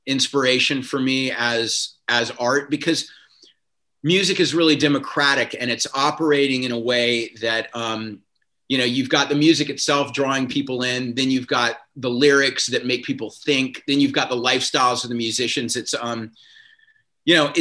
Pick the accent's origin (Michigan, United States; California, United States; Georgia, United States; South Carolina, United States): South Carolina, United States; moved away as an adult; also born or lived in Providence, Rhode Island; now in Los Angeles, United States; I grew up in South Carolina